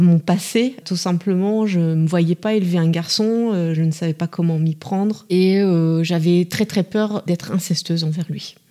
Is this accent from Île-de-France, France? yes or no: no; Bourges, Centre-Val de Loire, France; je suis originaire de Bourges